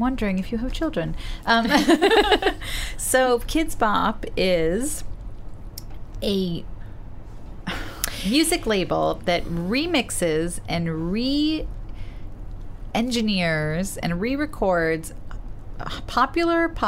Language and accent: English; New York City, New York, United States; I grew up in Park Slope